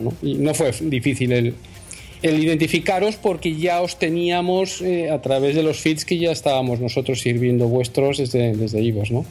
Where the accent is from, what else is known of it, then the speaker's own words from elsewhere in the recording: Spain; nosotros eh, eh, somos españoles